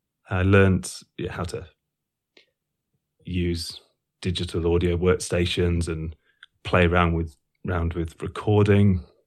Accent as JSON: {"language": "English", "town": "Sleaford", "region": "East Midlands", "country": "United Kingdom", "tie": "born or raised there", "said": "So I grew up in Lincolnshire, a small town called Sleaford."}